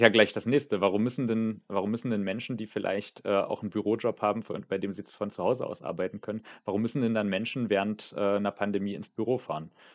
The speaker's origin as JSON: {"language": "German", "region": "Saxony-Anhalt", "country": "Germany", "tie": "born or raised there", "moved": "yes", "lives_now": "Potsdam, Germany", "said": "Ich bin in Sachsen-Anhalt aufgewachsen"}